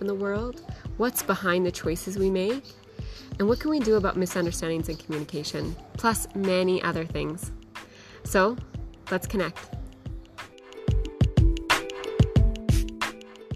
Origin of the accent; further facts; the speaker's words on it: Canada; moved away; we're a Canadian couple traveling the world